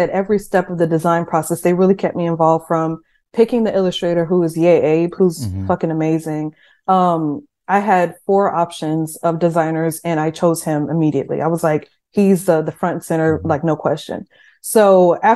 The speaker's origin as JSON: {"language": "English", "town": "Seguin", "region": "Texas", "country": "United States", "tie": "born or raised there", "said": "My town is very small. I'm from Seguin, Texas, which is like population 25,000 people"}